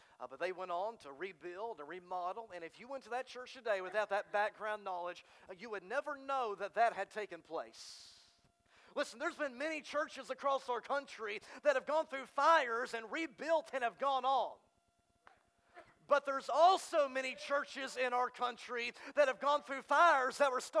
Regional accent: Texas, United States; now in Arkansas, United States; I'm from Texas

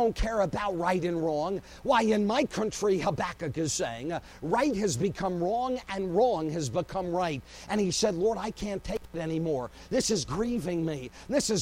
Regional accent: Phoenix, Arizona, United States; my hometown of Phoenix

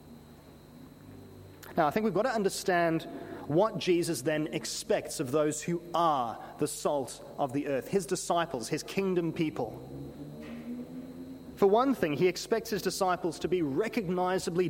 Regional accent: South Africa; Growing up in South Africa

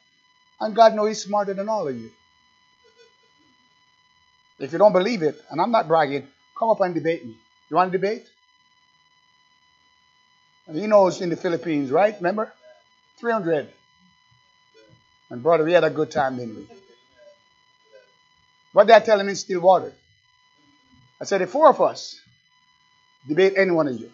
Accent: Jamaica; accent: Jamaican; That's my Jamaican accent

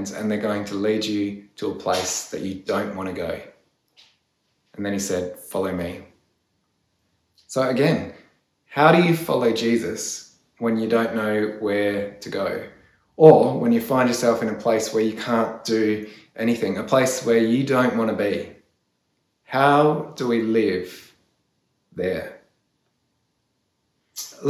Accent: Australia; As Australian Christians

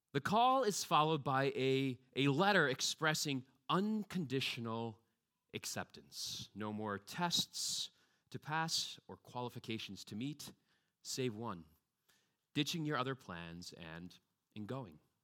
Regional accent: United States; moved away; growing up in the States like me

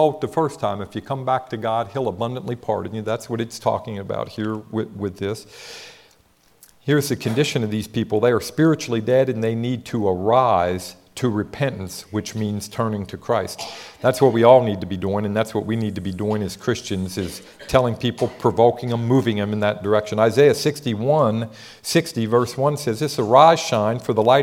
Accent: Ohio, United States; now in Texas, United States; I'm from Ohio.

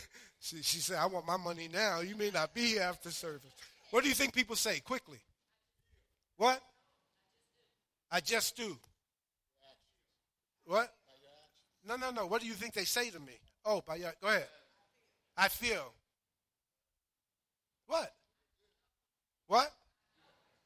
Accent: New York City, New York, United States; I grew up in Harlem, New York

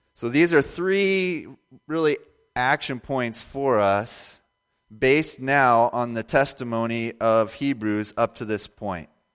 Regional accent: Indiana, United States; I was born and raised in Indiana

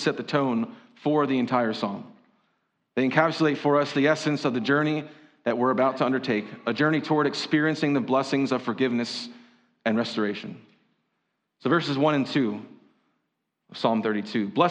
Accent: Berks County, Pennsylvania, United States; growing up in Berks County, hearing the phrase, if you ain't Dutch, you ain't much

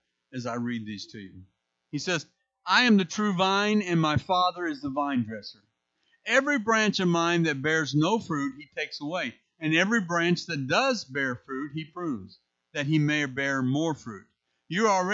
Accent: St. Louis, Missouri, United States; moved away as an adult; now in Indiana, United States; I'm originally from St. Louis

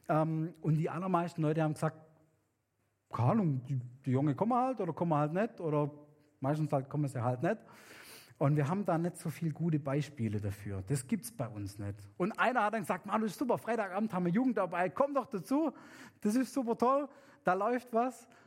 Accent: Papua New Guinea; weil bei uns in Neuguinea sind Kinder super wichtig. Also es ist wichtig, dass man viele hat, weil die sichern einmal die, die, die Sicherheit im, im Haus, im Clan, im Dorf, in der Stadt.

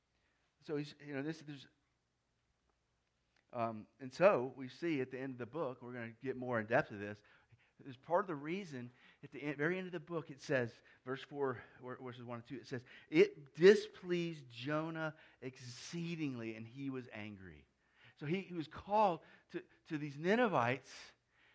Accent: United States; I'm an American

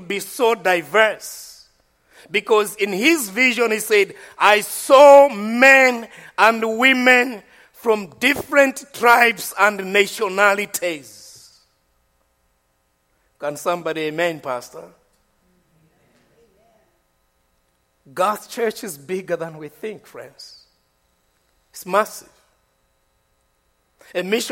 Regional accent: Malawi; I'm from Malawi. I'm not from Ashford.

